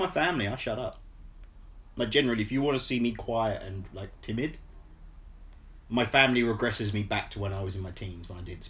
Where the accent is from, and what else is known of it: England, United Kingdom